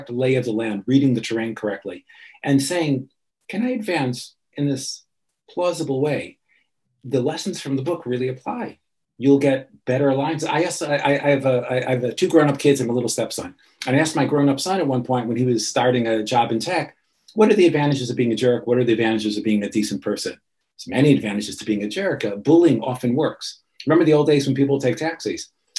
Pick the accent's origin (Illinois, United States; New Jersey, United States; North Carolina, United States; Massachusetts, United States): Illinois, United States; Chicago; I grew up in Chicago